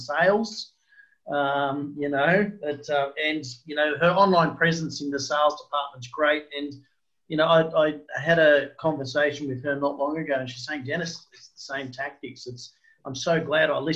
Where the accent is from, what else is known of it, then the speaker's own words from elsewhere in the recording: Brisbane, Queensland, Australia; I'm from Brisbane